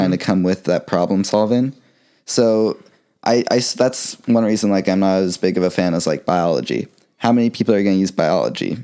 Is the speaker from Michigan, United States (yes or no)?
no; Florida, United States; also born or lived in Ohio / North Carolina; I was born in Ohio, but I moved to Florida when I was about four, so been here most of my life.